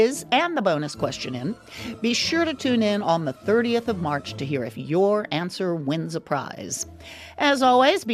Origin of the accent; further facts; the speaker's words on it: Texas, United States; moved away; as a Texan